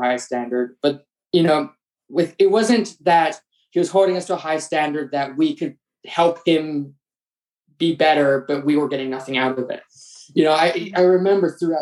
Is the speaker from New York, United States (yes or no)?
yes; New York City, New York, United States; moved away; I grew up in New York City